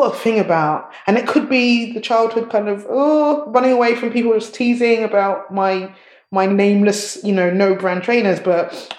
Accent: Nigeria; Nigerians, we love our style. We always have to match. You have to have matching shoes, matching bag, matching everything.

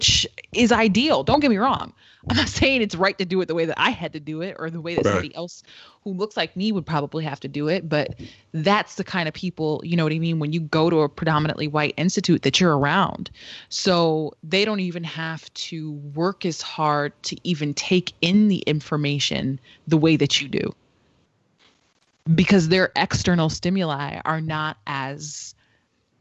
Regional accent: Waterbury, Connecticut, United States; Growing up in Waterbury, going to a public school, even if it was shitty education, I was around niggas that looked like me

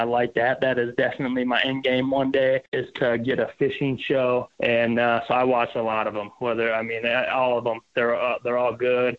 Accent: Minnesota, United States; I'm from Minnesota. I played hockey my whole life. I think we're born with skates on our feet and spinning rods in our hand here.

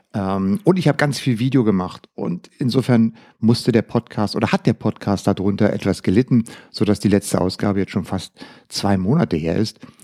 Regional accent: Germany; bei uns in Deutschland

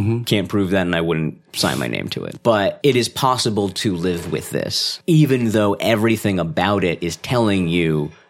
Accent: India; I'm Indian, you can't tell, but it's happening.

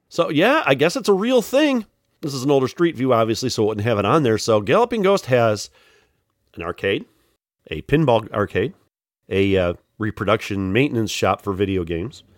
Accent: Joliet, Illinois, United States; also born or lived in Plainfield, Illinois / Morris, Illinois; I was born in Joliet

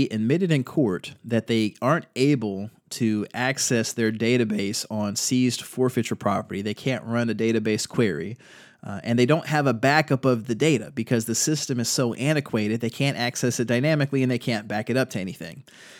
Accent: North Carolina, United States; Here in my home state of North Carolina

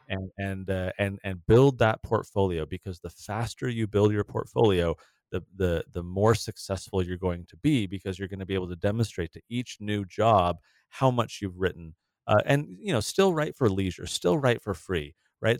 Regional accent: San Diego, California, United States; moved away; the city where we grew up in San Diego

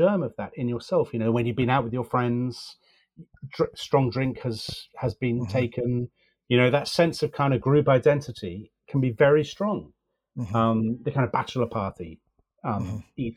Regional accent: United Kingdom; British intellectuals

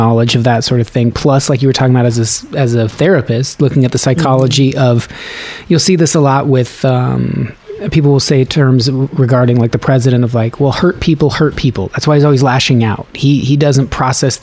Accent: the West, United States; I'm from the West

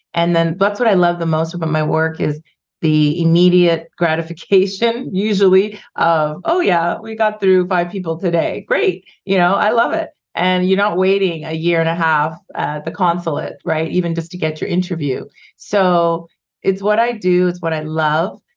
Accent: Vancouver, British Columbia, Canada; also born or lived in Ghana; I moved to Canada when I was five. We immigrated from Ghana and West Africa, and when I grew up in the 70s and 80s, there was like just a handful of us in Vancouver.

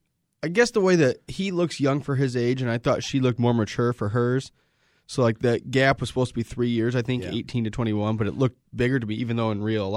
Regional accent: South Bend, Indiana, United States; And the South Bend Shovel Slayer is famous because we're from South Bend.

